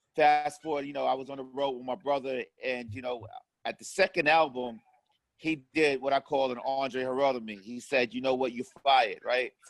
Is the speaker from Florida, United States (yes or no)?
no; New York City, New York, United States; also born or lived in Harlem; I grew up in Harlem, but was raised in Far Rockaway, Queens